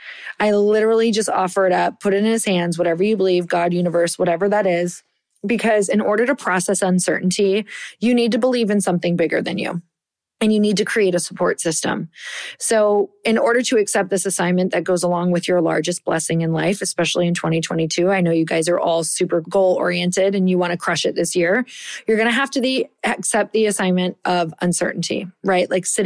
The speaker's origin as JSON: {"language": "English", "region": "Michigan", "country": "United States", "said": "I am from Upper Michigan. I am like a badass because I survived those winters."}